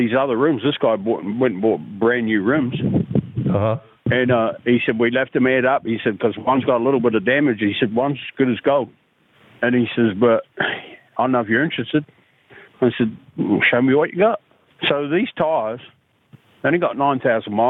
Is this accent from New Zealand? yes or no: yes; New Zealand; also born or lived in Texas; now in Oklahoma, United States; I'm from New Zealand originally